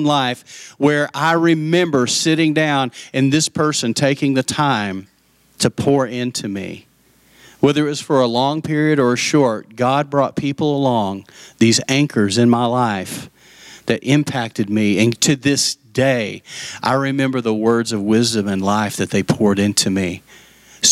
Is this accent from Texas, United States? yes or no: yes; Lubbock, Texas, United States; also born or lived in Post, Texas; I grew up in Lubbock, and she lived next door to us